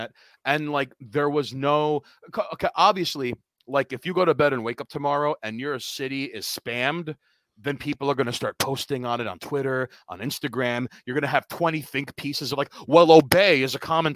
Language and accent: English; New York City, New York, United States; I'm from Queens